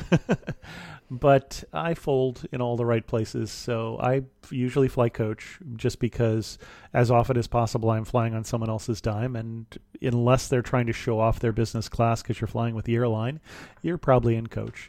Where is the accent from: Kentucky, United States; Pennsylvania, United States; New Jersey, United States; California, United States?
California, United States; Salinas Valley; also born or lived in Ohio; I grew up in an ag area in California. I grew up in the Salinas Valley